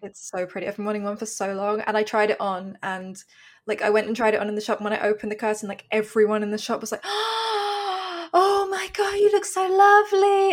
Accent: London, United Kingdom; I grew up in London

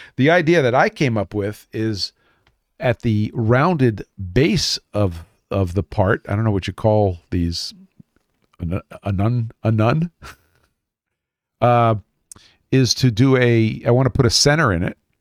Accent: New York City, New York, United States; moved away; I am from Brooklyn

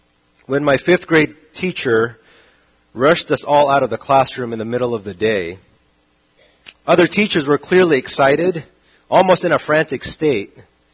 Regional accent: Saudi Arabia; Now, growing up in Saudi Arabia, this was a very weird moment because the days were always sunny.

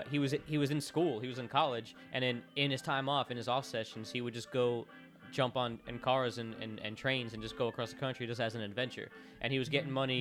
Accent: Florida, United States; my home state of Florida

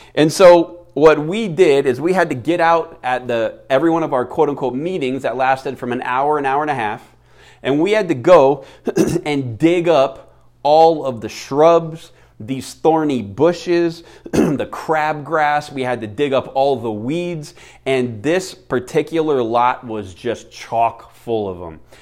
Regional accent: Florida, United States; now in Phoenix, United States; Florida, uh, my home state

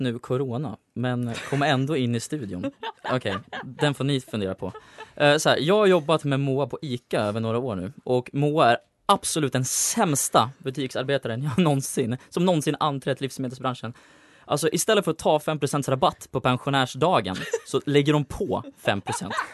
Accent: Uppsala, Uppsala County, Sweden; jag kommer från Uppsala

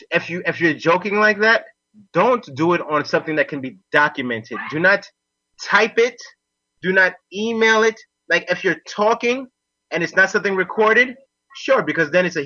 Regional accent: Costa Rica; I'm actually from Costa Rica

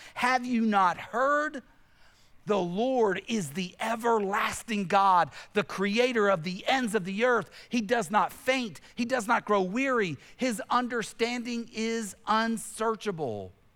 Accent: Tennessee, United States; I grew up in Tennessee, where I grew up in Tennessee

